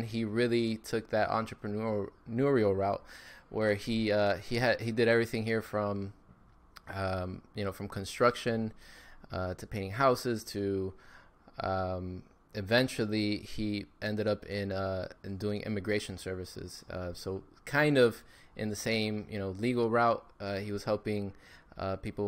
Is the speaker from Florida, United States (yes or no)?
yes; Miami, Florida, United States; Born and raised in Miami, Florida